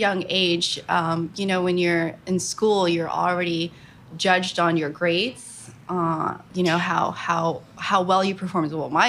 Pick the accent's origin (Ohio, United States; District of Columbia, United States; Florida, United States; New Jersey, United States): New Jersey, United States; Jersey City; also born or lived in Philippines / Bayonne, New Jersey / New York City; I was born in the Philippines, came over to the U.S. when I was 3. Grew up in Bayonne, New Jersey, and then Jersey City, New Jersey.